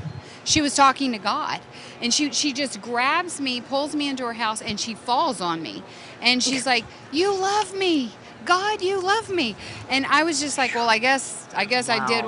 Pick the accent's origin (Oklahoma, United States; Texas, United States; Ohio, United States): Texas, United States; also born or lived in Houston; We are Texas girls.